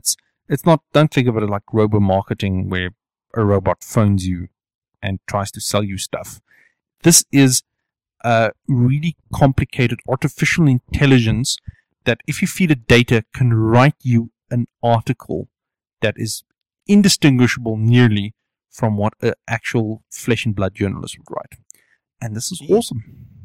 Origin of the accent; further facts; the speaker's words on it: South East England, United Kingdom; I come from Hampshire.